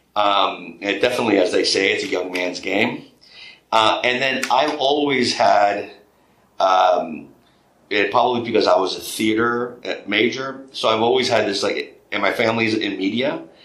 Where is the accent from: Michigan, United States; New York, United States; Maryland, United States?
New York, United States; growing up in New York and then having restaurants in New York City